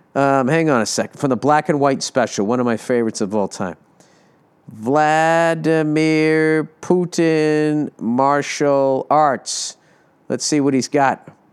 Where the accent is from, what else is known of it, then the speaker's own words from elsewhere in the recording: United States; As an American